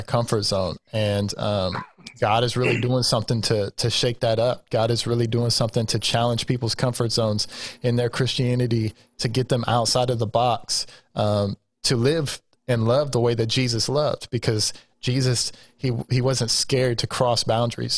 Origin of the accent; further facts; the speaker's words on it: Terre Haute, Indiana, United States; I was born and raised in Terre Haute